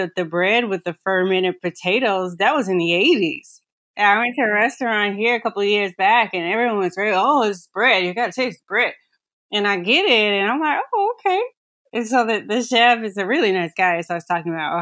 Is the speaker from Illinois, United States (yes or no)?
no; North Carolina, United States; I'm from North Carolina